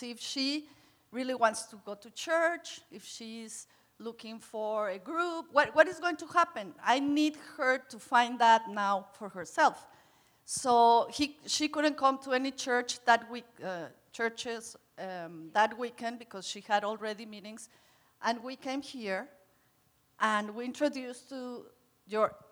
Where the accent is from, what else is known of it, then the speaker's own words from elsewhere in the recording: Mexico; I'm from Mexico, and in Mexico, kids stay in your home